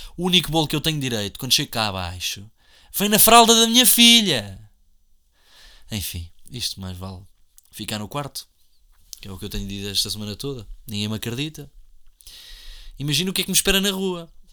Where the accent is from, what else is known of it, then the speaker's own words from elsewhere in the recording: Portugal; somos portugueses ou não somos portugueses